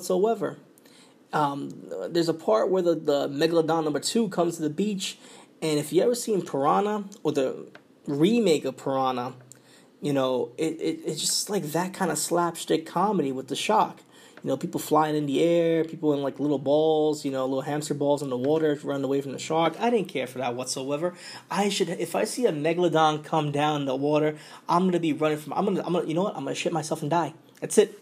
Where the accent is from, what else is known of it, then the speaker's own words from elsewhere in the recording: New York, United States; accent: New York; my New York accent